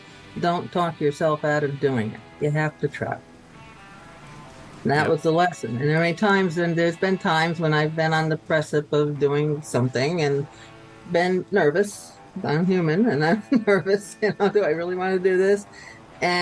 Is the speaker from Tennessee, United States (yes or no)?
no; Hudson, New York, United States; I grew up in Hudson, New York